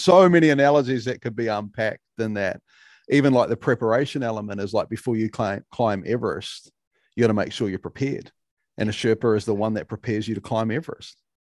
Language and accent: English; New Zealand; being a Kiwi